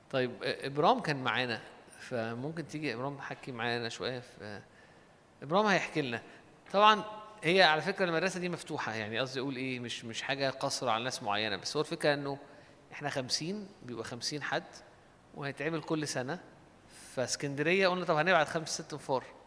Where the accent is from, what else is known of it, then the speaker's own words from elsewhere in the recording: Alexandria, Alexandria Governorate, Egypt; احنا عندنا في اسكندرية